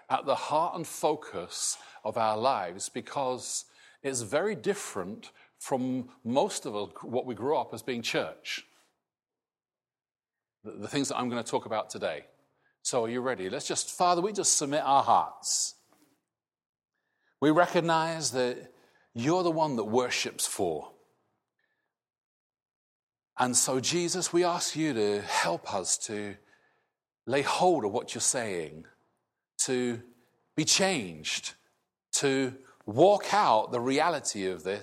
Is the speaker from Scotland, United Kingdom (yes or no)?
yes; Scotland, United Kingdom; now in England; I am British, not Scottish. I will never be English. {S255} {S0} but I now have a different identity, really, from what I grew up with. That, as I'm in this country and not Scotland, changes my outlook